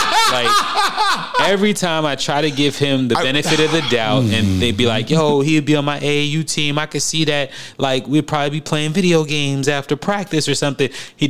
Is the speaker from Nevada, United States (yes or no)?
no; New York, United States; Bro, I came from New York. I know exactly what you're talking about, bro.